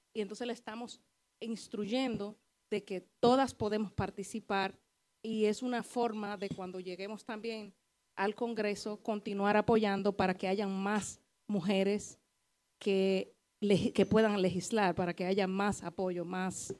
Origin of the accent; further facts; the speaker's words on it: Bonao, Monseñor Nouel, Dominican Republic; also born or lived in Canary Islands, Spain; now in Madrid, Spain; Soy de Bonao